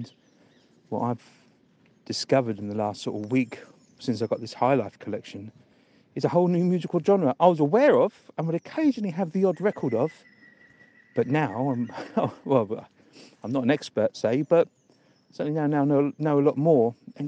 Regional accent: London, United Kingdom; I was born in Hackney

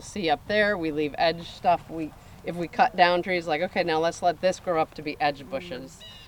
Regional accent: United States; Like, when we moved here, and I'm from Kansas or Missouri, so I was like, oh, I just, like, want open space.

